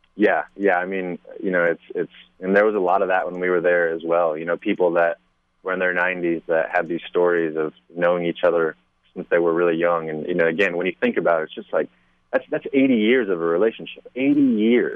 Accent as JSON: {"language": "English", "region": "Kansas", "country": "United States", "tie": "born or raised there", "moved": "yes", "said": "I'm from the Midwest originally. I, was born and raised in Kansas"}